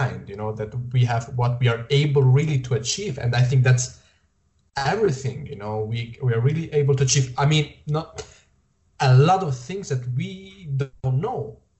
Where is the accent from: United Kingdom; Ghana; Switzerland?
Switzerland; you know that I'm Italian, but I was born and raised here in Switzerland